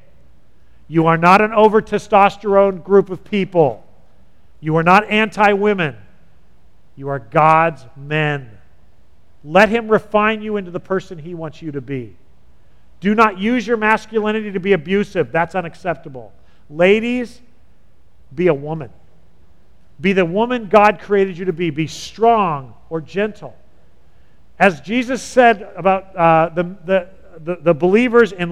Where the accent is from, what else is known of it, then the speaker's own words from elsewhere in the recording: California, United States; moved away; I'm from California and we lose a lot of our masculinity growing up there